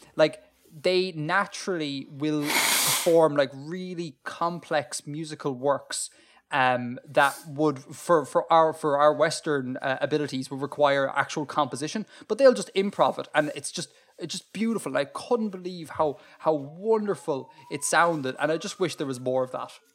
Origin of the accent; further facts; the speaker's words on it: Ireland; as an Irish person